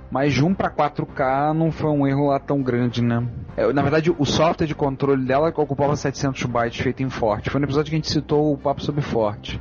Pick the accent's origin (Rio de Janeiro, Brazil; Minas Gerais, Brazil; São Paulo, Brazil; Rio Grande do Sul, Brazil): Rio de Janeiro, Brazil; accent: carioca; nosso sotaque carioca